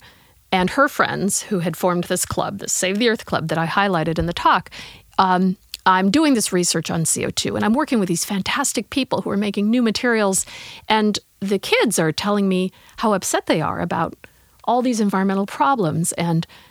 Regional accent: California, United States; moved away as an adult; now in St. Louis, United States; I grew up in California

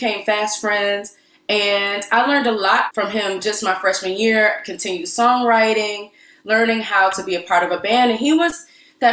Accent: Cleveland, Ohio, United States; moved away as an adult; now in Philadelphia, United States; I'm from Cleveland, Ohio. There was an arts community, but it wasn't as robust as Philly

